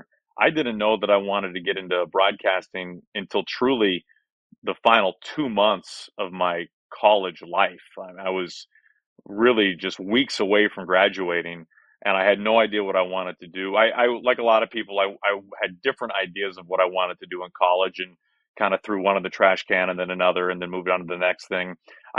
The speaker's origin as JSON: {"language": "English", "town": "Kansas City", "region": "Missouri", "country": "United States", "tie": "born or raised there", "also_born_or_lived": "Wichita, Kansas / St. Louis, Missouri", "said": "born in Wichita, and I moved to Kansas City within a year, so I remember nothing about the glory days of my life in Wichita, Kansas. But I grew up in Kansas City and then moved to St. Louis when I was going into seventh grade"}